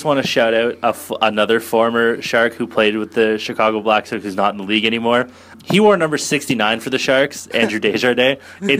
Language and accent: English; Canada; I'm Canadian.